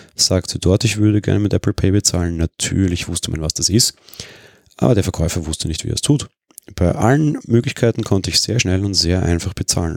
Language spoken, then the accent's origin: German; Vienna, Austria; für mich als Wiener